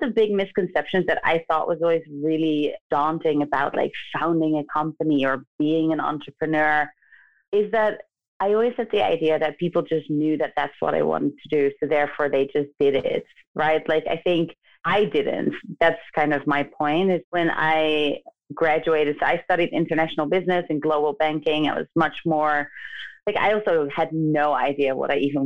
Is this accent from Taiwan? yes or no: no; The Hague, South Holland, Netherlands; moved away as an adult; now in United States; my hometown, The Hague